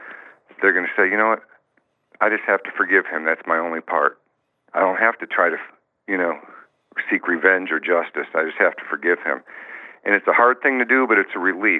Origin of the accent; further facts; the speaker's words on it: Gary, Indiana, United States; also born or lived in Los Angeles; I was born in Gary, Indiana, in the the mean streets of Gary, Indiana. Lived with my mom and, geez, how many other relatives in a two-bedroom rundown apartment